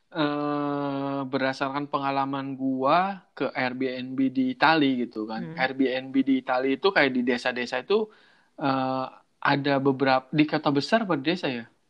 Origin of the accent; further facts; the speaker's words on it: Cirebon, West Java, Indonesia; accent: Cirebon; gue asli logat gue udah kayak gini udah Cirebon banget